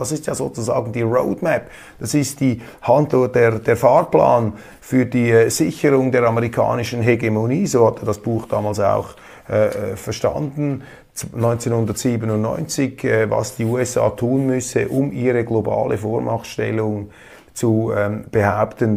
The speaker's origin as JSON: {"language": "German", "country": "Switzerland", "said": "Ich als Schweizer"}